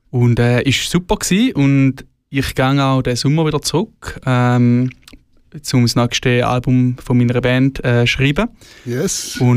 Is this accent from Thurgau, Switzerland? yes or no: yes; Thurgau, Switzerland; now in Zürich, Switzerland; Ähm, ich habe mega viele von meinen Thurgauer Leuten in Zürich.